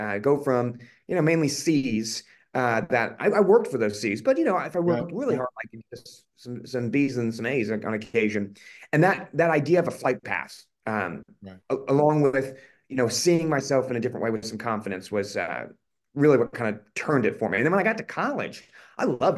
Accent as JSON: {"language": "English", "town": "Collierville", "region": "Tennessee", "country": "United States", "tie": "born or raised there", "also_born_or_lived": "Indiana", "moved": "as an adult", "lives_now": "Boston area, United States", "said": "I grew up outside of Memphis, Tennessee, in a kind of a small, at the time, really small suburb"}